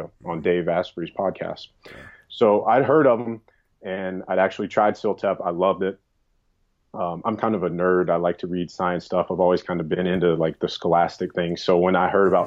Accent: the South, United States; moved away; also born or lived in New York; I grew up in the South

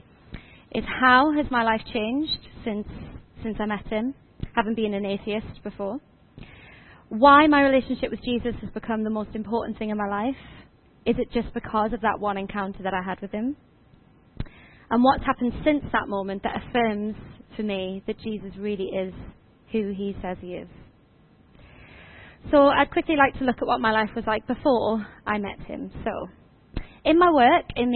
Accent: Washington, North East England, United Kingdom; I'm originally from Washington, just down the road

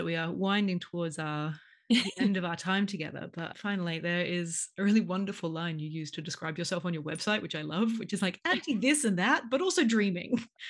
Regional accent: Australia; now in London, United Kingdom; I'm Australian.

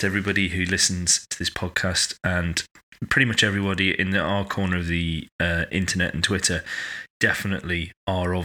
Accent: United Kingdom; we're British

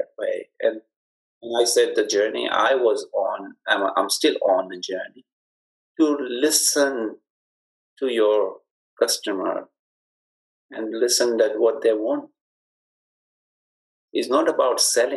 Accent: Karachi, Sindh, Pakistan; moved away as an adult; also born or lived in North London; now in Birmingham, United Kingdom; I was born in Pakistan, specifically the city of Karachi

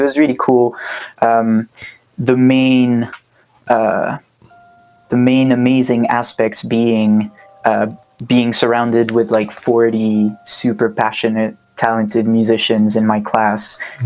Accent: Switzerland; moved away as an adult; now in London, United Kingdom; currently live in London, but I'm from Switzerland originally. And uh, I moved to London, what, four years and a half ago now

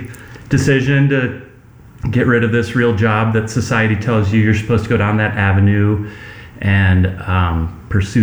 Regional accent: Iowa, United States; moved away as an adult; now in Denali Park, United States; I grew up in the Midwest in Iowa on an apple orchard

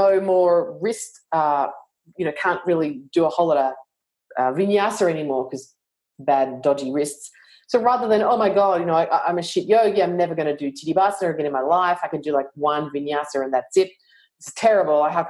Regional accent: Australia; I'm Australian

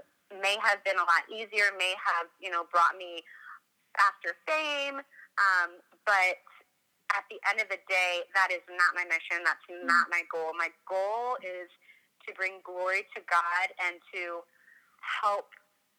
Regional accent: Washington, District of Columbia, United States; now in Indiana, United States; I grew up in the Washington, D.C. area, so like the city, suburban part of the East Coast

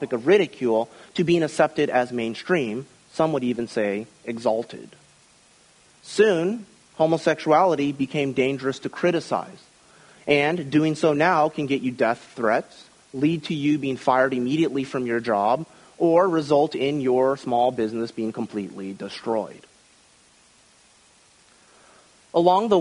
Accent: Midwest, United States; When I was a young child growing up in the Midwest during the 1980s

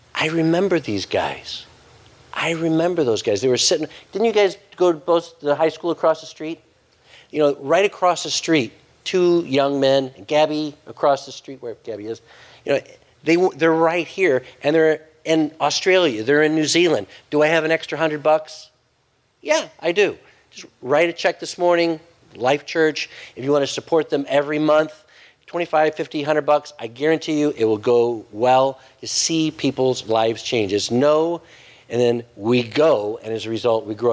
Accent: United States; as an American

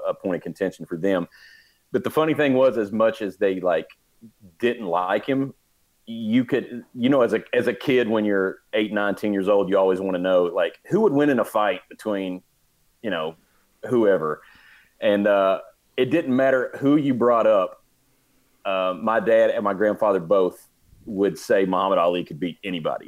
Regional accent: Kentucky, United States; We're from Kentucky

